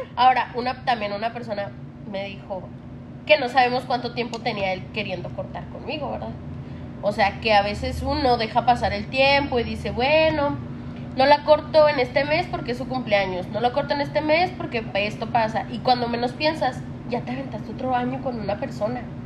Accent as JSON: {"language": "Spanish", "region": "Chihuahua", "country": "Mexico", "said": "somos de Chihuahua"}